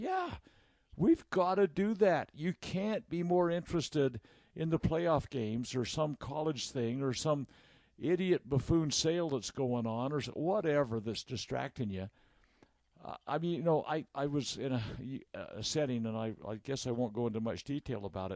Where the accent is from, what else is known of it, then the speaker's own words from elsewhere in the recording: Utah, United States; we're from Utah